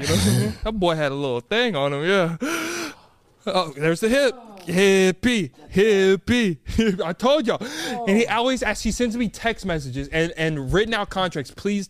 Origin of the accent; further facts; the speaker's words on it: Austin, Texas, United States; it's my hometown.